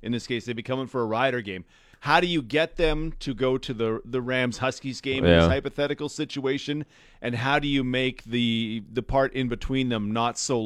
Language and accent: English; near Calgary, Alberta, Canada; When I was a kid, I grew up right near Calgary